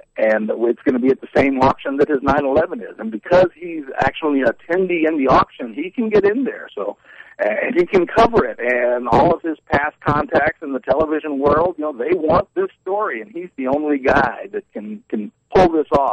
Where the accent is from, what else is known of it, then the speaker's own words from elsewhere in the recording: Louisiana, United States; I'm from Louisiana